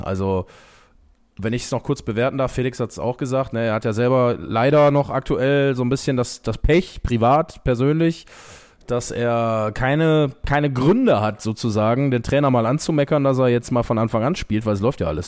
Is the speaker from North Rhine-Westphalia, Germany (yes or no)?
yes; Essen, North Rhine-Westphalia, Germany; ich bin ja auch ein Essener Junge